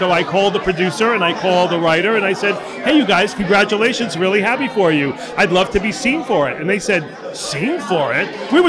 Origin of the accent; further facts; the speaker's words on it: New York City, New York, United States; I grew up in Queens